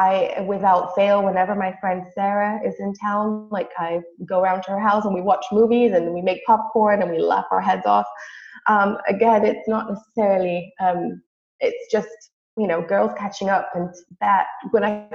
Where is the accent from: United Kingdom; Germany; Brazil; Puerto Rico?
Brazil; moved away; I'm originally from Brazil. So every time I go back home, there's this hill behind our house